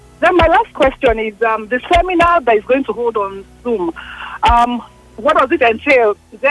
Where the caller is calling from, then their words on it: Lagos, Nigeria; I'm calling from Lagos.